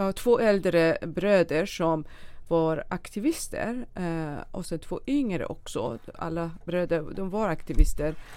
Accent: a small village outside Shiraz, Fars, Iran; moved away as an adult; also born or lived in Dubai; now in Sweden; jag föddes i en liten by utanför eh, storstaden Shiraz i Iran

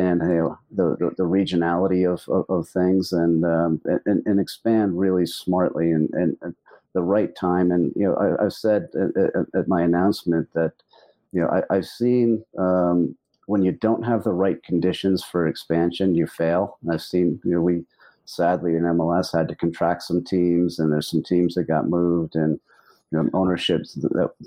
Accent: United States

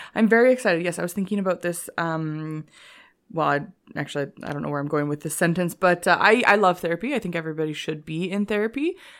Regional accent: Canada; accent: Canadian; also born or lived in Korea; when I lived in Korea, my Canadian accent got stronger

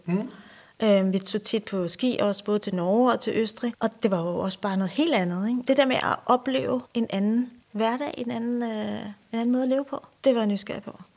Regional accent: Ballerup, Capital Region of Denmark, Denmark; jeg er vokset op i øh, Ballerup, ja. øh, som en del af Vestegnen. Lidt ude for København.

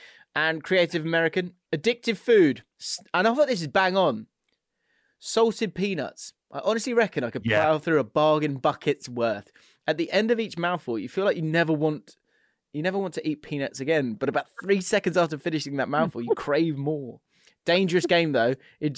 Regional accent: Canada; I'm Canadian and I heard some Americans do it.

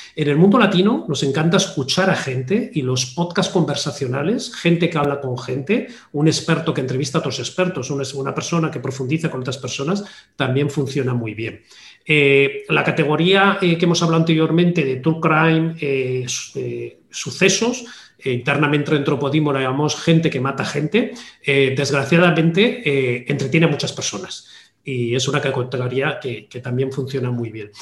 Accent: Basque Country, Spain; Yo siendo también eh, vasco de origen

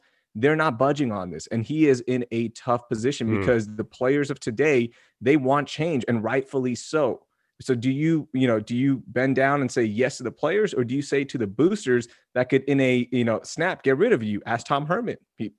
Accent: Pakistan; now in United States; I'm a Pakistani immigrant, okay? And I was the third student of my family to be at the University of Texas.

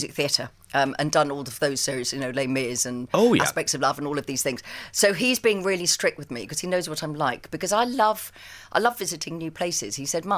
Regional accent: England, United Kingdom; also born or lived in Sussex; I am terribly English

